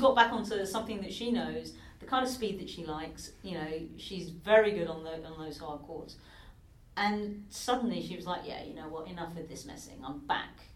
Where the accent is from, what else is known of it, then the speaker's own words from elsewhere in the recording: United Kingdom; even being a Brit